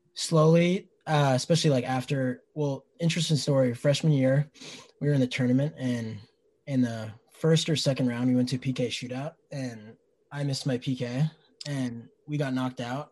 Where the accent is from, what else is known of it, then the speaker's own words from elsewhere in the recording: Shoreline, Washington, United States; I'm from Shoreline, just a little north of here